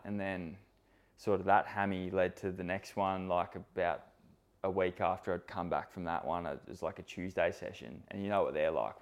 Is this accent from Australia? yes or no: yes; Sydney, New South Wales, Australia; I grew up in Sydney